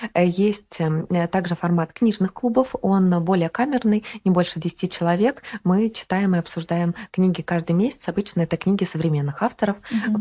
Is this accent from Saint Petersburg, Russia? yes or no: yes; Saint Petersburg, Russia; moved away as an adult; also born or lived in Oranienbaum; Я родом из Санкт-Петербурга. Там я прожила первые чуть больше 20 лет своей жизни.